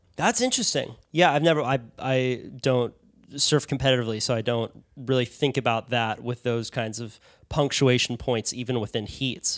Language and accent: English; Santa Cruz, California, United States; coming from Santa Cruz, California